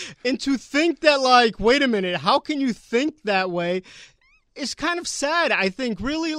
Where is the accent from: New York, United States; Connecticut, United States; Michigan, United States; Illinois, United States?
Connecticut, United States; Bridgeport; I grew up in Bridgeport.